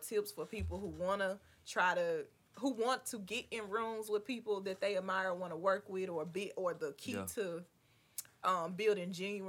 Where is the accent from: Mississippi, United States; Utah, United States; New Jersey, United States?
Mississippi, United States; Clarksdale; we're from Clarksdale, Mississippi.